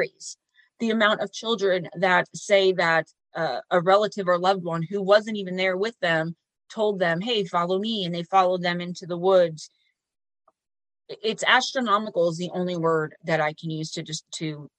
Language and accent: English; Paterson, New Jersey, United States; my hometown we call Garrett Mountain. It's an old castle of some kind, which is weird because it's in Paterson, New Jersey